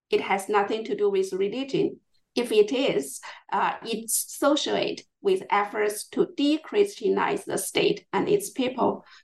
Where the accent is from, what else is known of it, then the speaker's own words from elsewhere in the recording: Chongqing, China; moved away; I grew up in Chongqing, far from Manchuria.